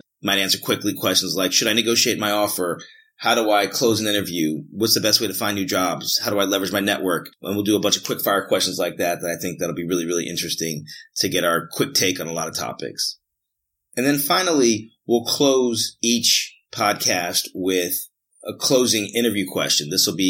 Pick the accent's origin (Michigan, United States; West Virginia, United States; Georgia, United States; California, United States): Georgia, United States; Atlanta; also born or lived in North Jersey / South Jersey / Huntsville / Chicago; I'm originally from Atlanta. I have moved quite a bit away from Atlanta and back to Atlanta several times, but Atlanta's always been a place that I consider home.